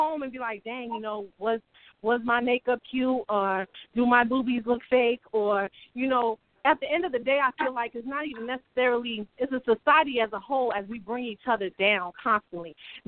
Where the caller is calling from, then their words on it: Ohio, United States; I'm coming from Ohio, but that's not where I'm from, but this is where I'm calling from.